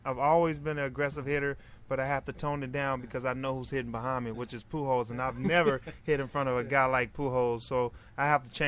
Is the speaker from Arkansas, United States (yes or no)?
yes; Pine Bluff, Arkansas, United States; I grew up in Pine Bluff, Arkansas.